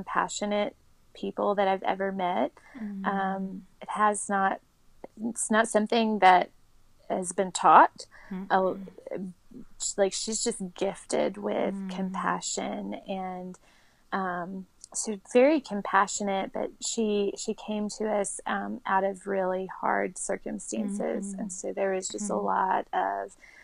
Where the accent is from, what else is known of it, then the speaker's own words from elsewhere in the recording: South Carolina, United States; moved away; also born or lived in New Orleans; my family in South Carolina. That's where I grew up.